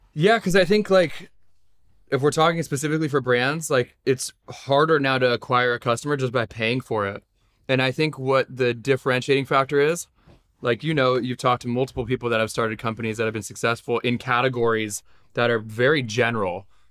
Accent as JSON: {"language": "English", "town": "Los Angeles", "region": "California", "country": "United States", "tie": "born or raised there", "said": "I was born in Los Angeles"}